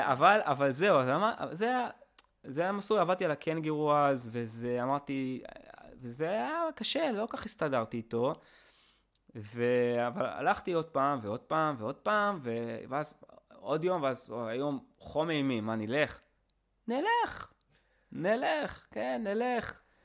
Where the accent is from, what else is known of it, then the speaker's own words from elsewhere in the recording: Israel; אני פטריוט, אני ישראלי